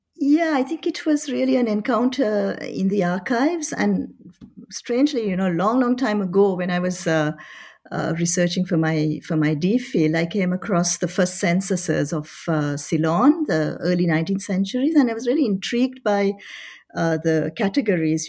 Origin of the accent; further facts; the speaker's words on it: Paris, Île-de-France, France; moved away as an adult; also born or lived in Colombo, Sri Lanka / Oxford; by that time they had moved to, to Paris. Uh, so I studied in Paris. Uh, I was there for twenty-one years